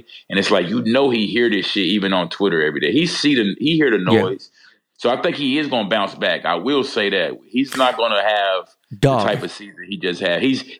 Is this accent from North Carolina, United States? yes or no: yes; North Carolina, United States; he's from my home state.